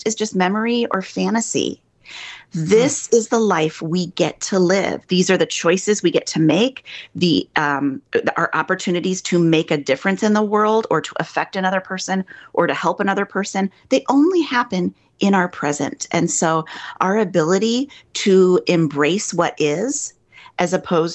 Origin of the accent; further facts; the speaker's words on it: Midwest, United States; moved away as an adult; now in New York, United States; I'm a Midwesterner